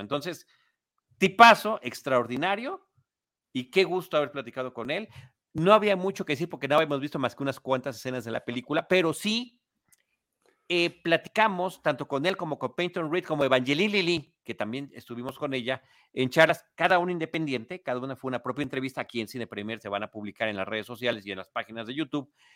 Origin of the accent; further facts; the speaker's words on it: Mexico City, Mexico; yo soy de la Ciudad de México, estoy acostumbrado a las multitudes